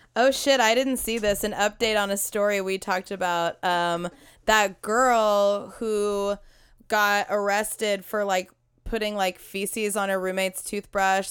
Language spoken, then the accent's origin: English; United States; we are American